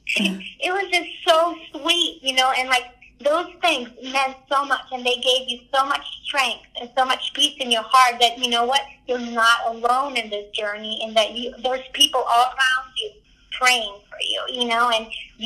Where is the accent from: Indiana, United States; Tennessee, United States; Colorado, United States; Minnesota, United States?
Tennessee, United States; Hendersonville; I said, I'm from Hendersonville.